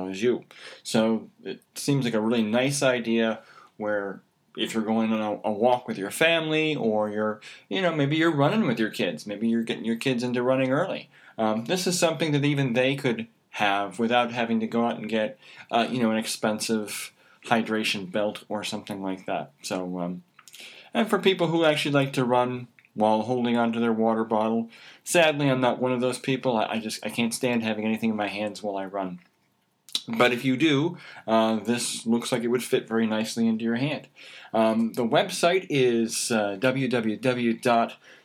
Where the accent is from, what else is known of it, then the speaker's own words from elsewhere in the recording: United States; I'm an American